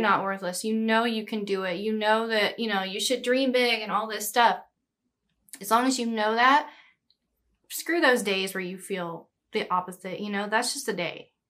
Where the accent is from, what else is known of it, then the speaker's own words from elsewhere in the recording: Brookshire, Texas, United States; now in Los Angeles, United States; I say Houston, but it's Brookshire. It's, like, this tiny little small town in the Houston area